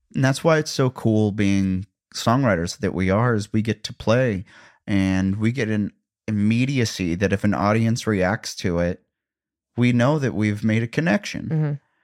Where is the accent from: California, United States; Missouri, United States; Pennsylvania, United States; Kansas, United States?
Missouri, United States; Columbia; now in Nashville, United States; Columbia, Missouri, my hometown